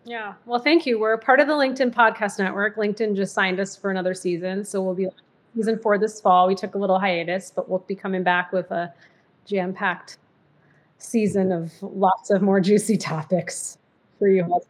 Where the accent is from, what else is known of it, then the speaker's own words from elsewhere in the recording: Massachusetts, United States; moved away; also born or lived in Michigan / New Jersey; I was mostly raised in Massachusetts